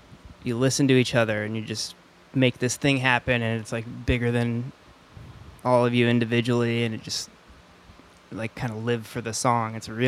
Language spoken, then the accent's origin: English; West Linn, Oregon, United States; Yeah, I'm from West Lynn.